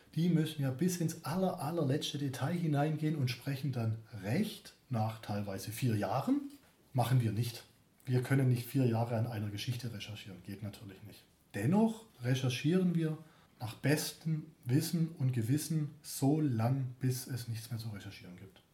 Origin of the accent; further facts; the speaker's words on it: Stuttgart, Baden-Württemberg, Germany; accent: Stuttgarterisch; Ich komme von hier.